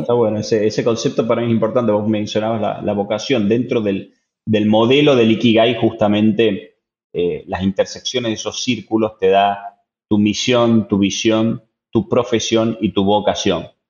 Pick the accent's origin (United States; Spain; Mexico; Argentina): Argentina; Tucumán; soy un tucumano